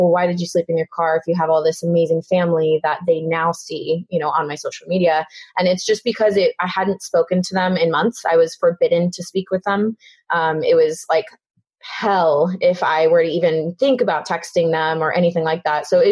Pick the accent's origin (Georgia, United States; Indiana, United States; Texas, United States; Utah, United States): Texas, United States; Houston; I grew up in Houston, Texas.